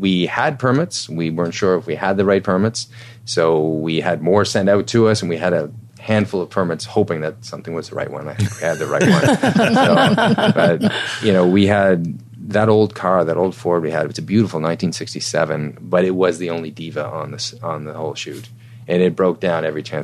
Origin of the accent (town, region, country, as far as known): Canada